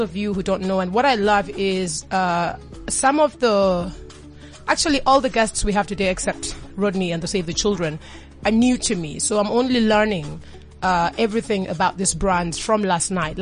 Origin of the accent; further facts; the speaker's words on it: Kenya; I'm Kenyan